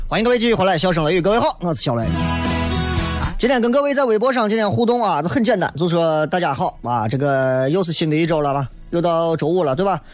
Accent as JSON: {"language": "Chinese", "town": "Xi'an", "region": "Shaanxi", "country": "China", "said": "你作为一个西安人，我真的我特别喜欢面朝着水，然后能够能够感受着自然的力量。因为西安人真的见水见的太少了"}